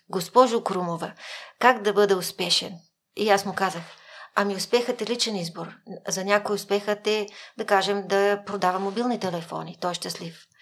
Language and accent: Bulgarian; Kyustendil Province, Bulgaria; Аз съм учила първо в а, 6-то основно училище в град Кюстендил, родена съм в Кюстендил, до 4-ти клас